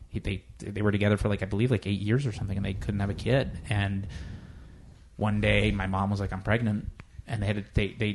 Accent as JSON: {"language": "English", "region": "South Florida", "country": "United States", "moved": "yes", "said": "I'm originally from South Florida"}